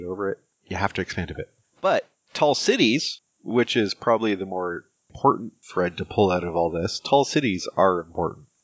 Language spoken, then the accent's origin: English; Canada; Yeah, but me being Canadian, I actually don't really want their take on Canada